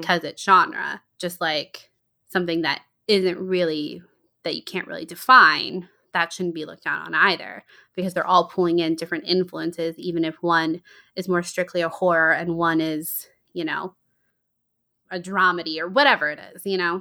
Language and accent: English; Georgia, United States; Charlotte and I grew up in Georgia.